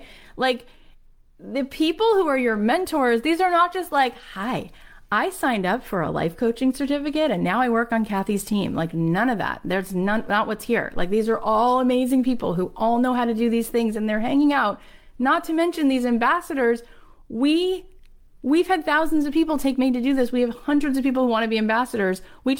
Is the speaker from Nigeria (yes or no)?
yes; Nigeria; now in United Kingdom; Like, to me, I grew up in Nigeria, moved to the UK, was working in publishing